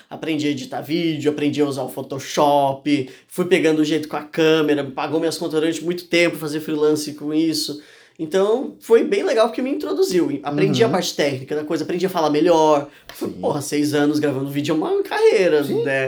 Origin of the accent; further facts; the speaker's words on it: Urubici, Santa Catarina, Brazil; eu nasci em Urubici, né? No interior de Santa Catarina.